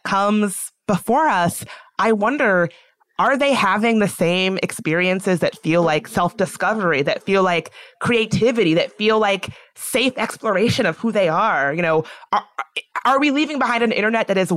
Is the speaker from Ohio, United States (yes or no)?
no; Virginia, United States; now in Washington, D.C., United States; I grew up in Virginia